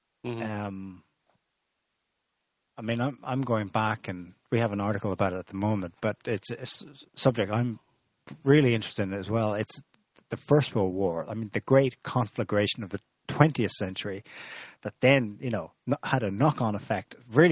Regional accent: Ireland; because I suppose the reason we're both Irish, but I had not the kind of awareness of my own history that you did, and I was taught in Irish schools.

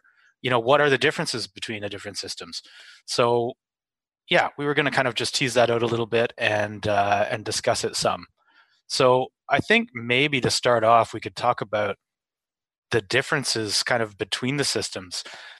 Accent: Canada; I'm Canadian, Elliot is from the UK, and Tiff and Eric are both American.

